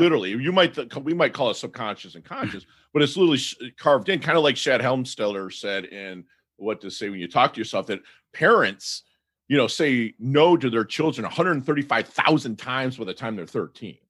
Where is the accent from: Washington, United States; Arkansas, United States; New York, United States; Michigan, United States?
Michigan, United States; now in South Florida, United States; we're from the Mitten, which is a Michigan